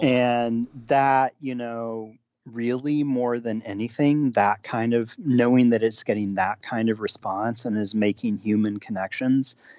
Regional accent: United States; as an American

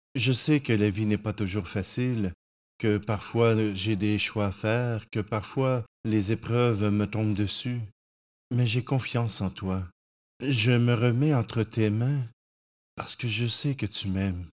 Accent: Saint-Hyacinthe, Quebec, Canada; retourner dans mon patelin à Saint-Hyacinthe à l'époque

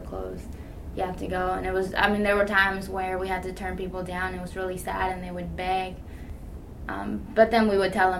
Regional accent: Ecuador; now in Kentucky, United States; I'm also from Ecuador

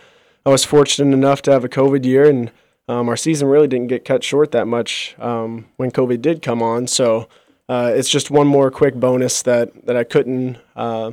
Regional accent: New Albany, Indiana, United States; I was born and raised in New Albany

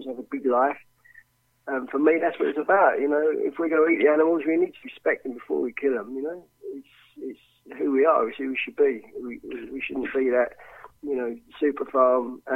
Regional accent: Romford, London, United Kingdom; I grew up around Rockford Market

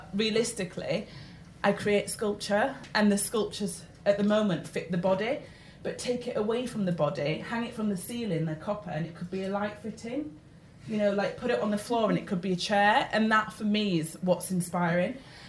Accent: Yorkshire and the Humber, United Kingdom; I'm from Yorkshire

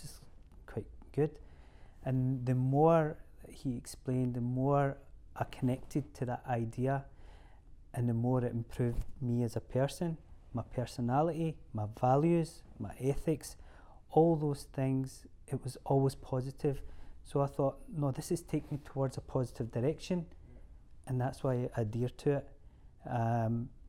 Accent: Scotland, United Kingdom; We're Scottish, we're born and bred here

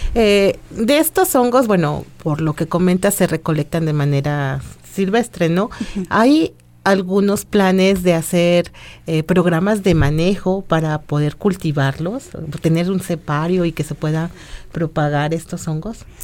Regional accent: Mexico; nosotros como mexicanos

